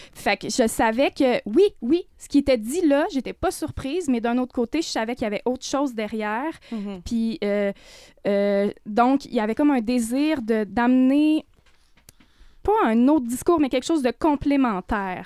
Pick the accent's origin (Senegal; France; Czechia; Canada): Canada; Côte-Nord, Quebec; moved away; moi, mon frère, on est parti de la Côte-Nord assez tôt